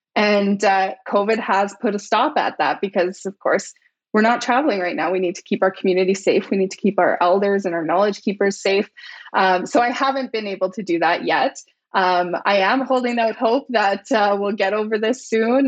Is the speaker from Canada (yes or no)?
yes; British Columbia, Canada; moved away; I was born and raised in British Columbia